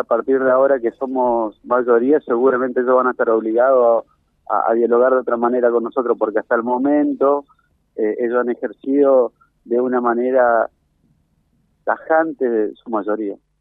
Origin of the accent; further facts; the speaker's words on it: Argentina; nosotros somos argentinos